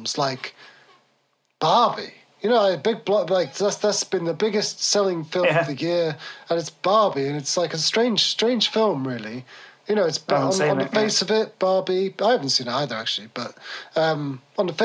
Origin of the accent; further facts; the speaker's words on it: England, United Kingdom; We're English